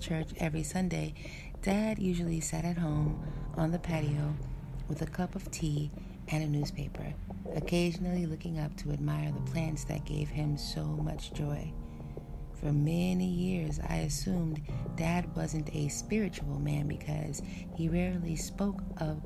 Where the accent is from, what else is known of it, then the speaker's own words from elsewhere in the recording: Frederiksted, St. Croix, U.S. Virgin Islands; In Frederiksted, St. Croix, the town where I'm from